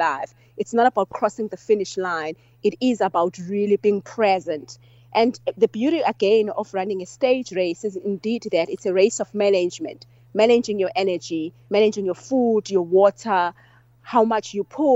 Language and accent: English; Seleni Village, KwaZulu-Natal, South Africa; born and bred in Seleni Village